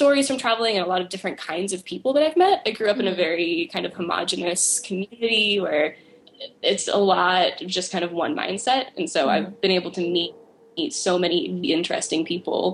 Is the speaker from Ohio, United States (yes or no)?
no; Oklahoma, United States; I grew up in Oklahoma